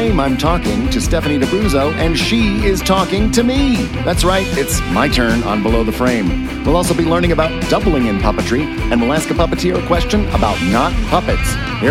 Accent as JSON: {"language": "English", "town": "Turner", "region": "Kansas", "country": "United States", "tie": "born or raised there", "said": "I grew up in a little suburb of Kansas City, Kansas, on the Kansas side, not the Missouri side."}